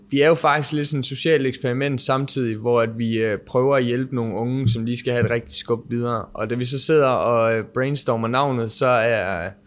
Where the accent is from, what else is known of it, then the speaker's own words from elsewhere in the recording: Southern Denmark, Denmark; Jeg er fra Sønderjylland, så det er nok derfor